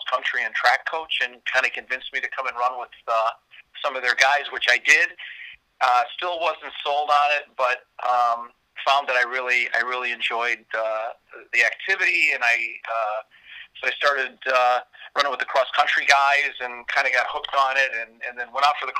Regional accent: Northwest Indiana, United States; now in Chicago, United States; I grew up in Northwest Indiana, which isn't far from here, as the crow flies from downtown Chicago, where I am right now. In the heart of the Loop area of the city

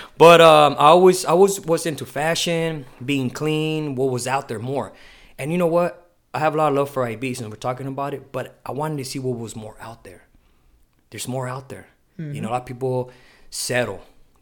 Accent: Imperial Beach, California, United States; also born or lived in Chula Vista, California; I was born here in Chula Vista, raised in Imperial Beach

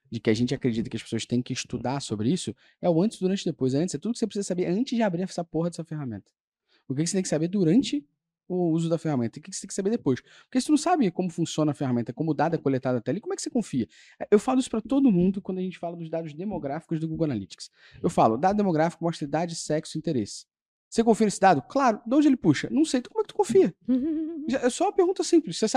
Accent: Brazil; que a gente institucionalizou, que a gente, como a gente é brasileiro

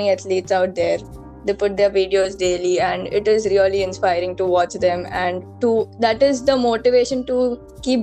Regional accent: Mumbai, Maharashtra, India; I'm from Mumbai itself

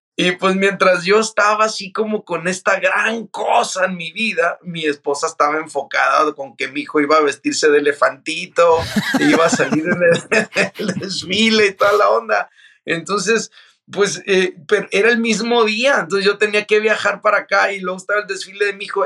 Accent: Mazatlán, Sinaloa, Mexico; yo soy de Mazatlán, Sinaloa. Este, soy hijo de padre norteamericano y madre mexicana. Eh, toda mi vida, eh, o la mayor parte de mi vida, la vivía eh, ahí en Mazatlán, ahí nacía y crecía

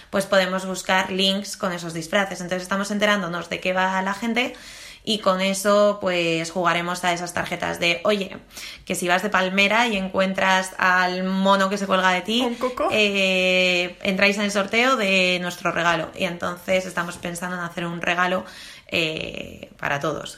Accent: Spain; somos españoles

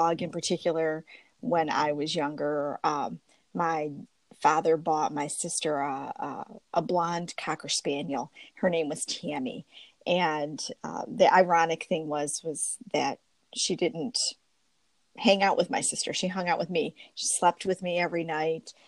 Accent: Warren, Michigan, United States; I grew up in Warren, Michigan, which is a suburb of Detroit

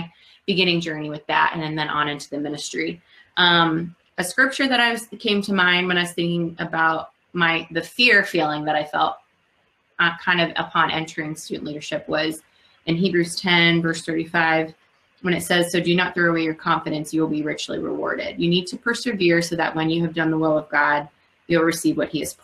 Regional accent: New York, New Jersey, Northeast, United States; moved away as an adult; also born or lived in Georgia; now in Chicago, United States; I'm from the Northeast, New York, New Jersey

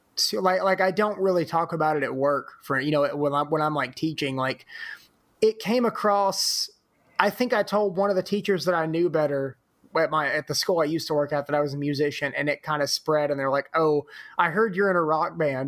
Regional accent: Corinth, Mississippi, United States; moved away as an adult; also born or lived in Oxford, Mississippi; now in Memphis, United States; growing up in Corinth

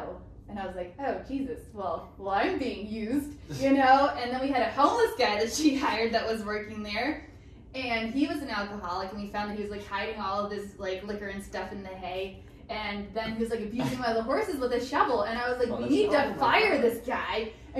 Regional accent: Pittsburgh, Pennsylvania, United States; From Pittsburgh.

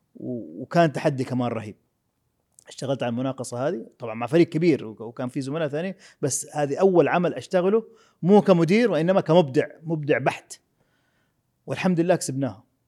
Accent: Jeddah, Makkah Province, Saudi Arabia; انا ولدت في السبيل في حلقه الخضار

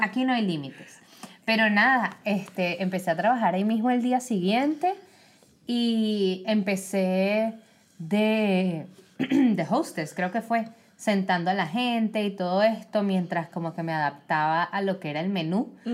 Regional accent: Venezuela; now in United States; De Venezuela

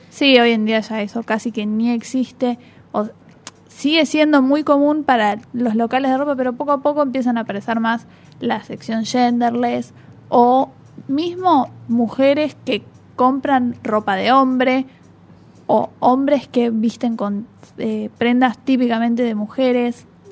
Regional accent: Argentina; en nuestro país también se hacen presentaciones

